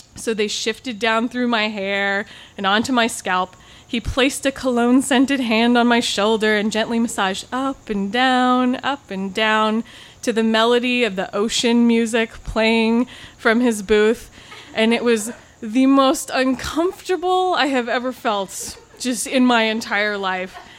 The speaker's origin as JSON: {"language": "English", "region": "Pacific Northwest", "country": "United States", "tie": "born or raised there", "said": "I grew up in the Pacific Northwest"}